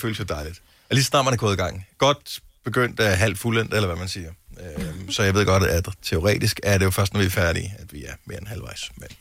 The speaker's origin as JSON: {"language": "Danish", "country": "Denmark", "said": "man som dansker"}